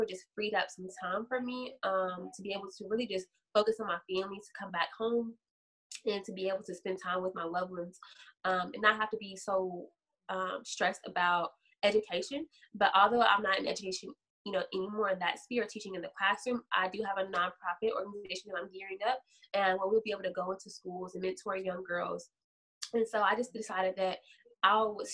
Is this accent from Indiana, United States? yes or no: no; Louisville, Kentucky, United States; I am from Louisville, Kentucky.